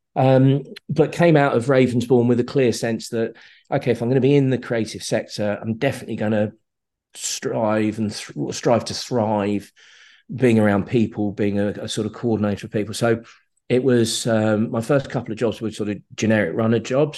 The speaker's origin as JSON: {"language": "English", "town": "Slough", "region": "South East England", "country": "United Kingdom", "tie": "born or raised there", "said": "I grew up in Slough, grew up on an estate in, in Slough"}